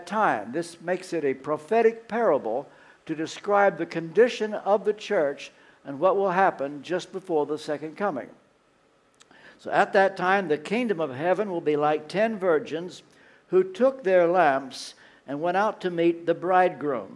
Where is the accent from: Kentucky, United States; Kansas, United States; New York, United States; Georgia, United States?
Kentucky, United States; moved away as an adult; also born or lived in London; I come from Kentucky